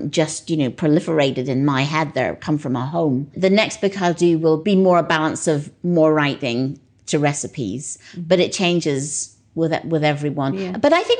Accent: Northern Ireland, United Kingdom; moved away; I think that's because I was brought up in Northern Ireland. It's not hard to understand at all. I was brought up in this very tiny place where there was nothing exotic and where I didn't travel until I was 15.

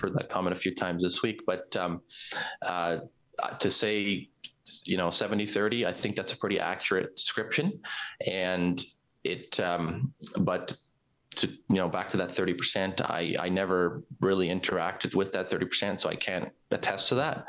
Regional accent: Warner County, Alberta, Canada; from Warner County

